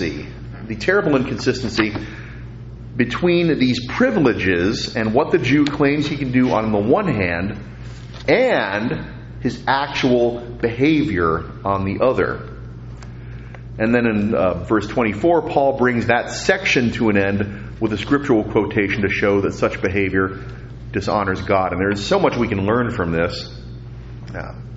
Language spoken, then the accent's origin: English; New York, United States; moved away; I'm always going to be a New Yorker because I was born in New York.